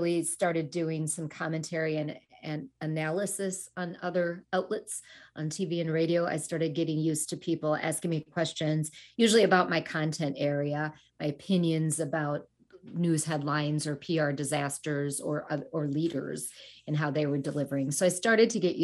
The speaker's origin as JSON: {"language": "English", "country": "United States", "tie": "born or raised there", "also_born_or_lived": "Sri Lanka", "said": "came to the U.S. when I was a toddler"}